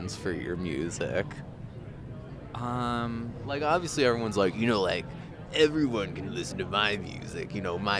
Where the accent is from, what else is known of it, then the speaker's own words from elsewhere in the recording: Alberta, Canada; I'm from Alberta